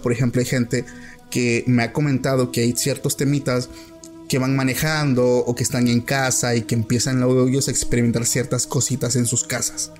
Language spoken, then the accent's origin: Spanish; Oaxaca, Mexico; yo soy de Oaxaca